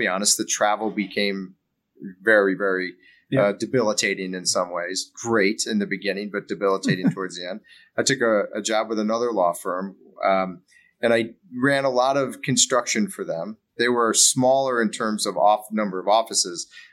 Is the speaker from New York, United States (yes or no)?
yes; Buffalo, New York, United States; I grew up in Buffalo